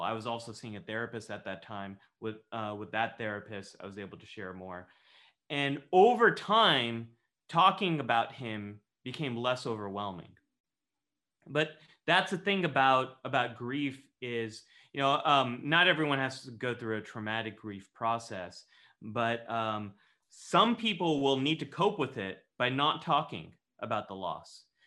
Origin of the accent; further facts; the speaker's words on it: Northern California, United States; I grew up in Northern California